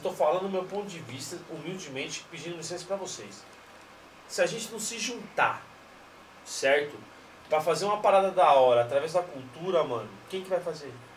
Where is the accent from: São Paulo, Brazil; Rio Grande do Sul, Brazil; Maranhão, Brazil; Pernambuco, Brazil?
São Paulo, Brazil; aqui na nossa região de Itaquera